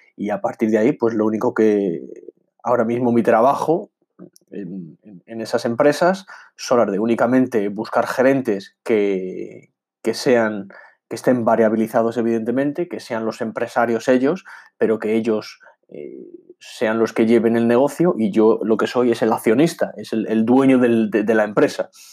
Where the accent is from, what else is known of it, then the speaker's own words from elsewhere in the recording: Madrid, Community of Madrid, Spain; moved away; also born or lived in England; soy mitad inglés, mitad español, eh, nací en Madrid, me desarrollé en, Inglaterra